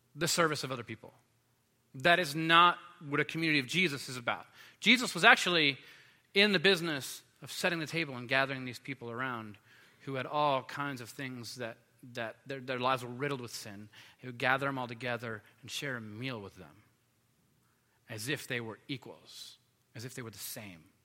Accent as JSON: {"language": "English", "town": "Los Angeles", "region": "California", "country": "United States", "tie": "born or raised there", "said": "when I was a kid, I grew up in Los Angeles"}